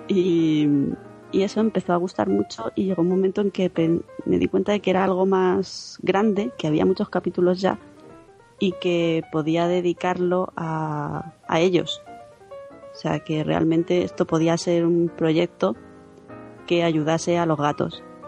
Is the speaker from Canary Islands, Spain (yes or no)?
no; Albacete, Castilla-La Mancha, Spain; moved away as an adult; now in Madrid, Spain; aunque soy de Albacete, llevo 8 años ya en Madrid